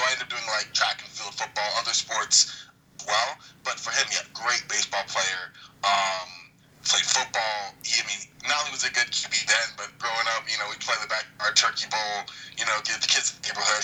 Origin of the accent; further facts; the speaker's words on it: New York City, New York, United States; I grew up in Brooklyn, New York